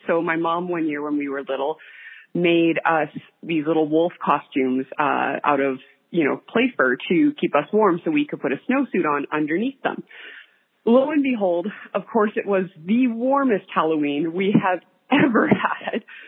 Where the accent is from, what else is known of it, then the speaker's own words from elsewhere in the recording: Calgary, Alberta, Canada; I'm from Calgary, Alberta, Canada.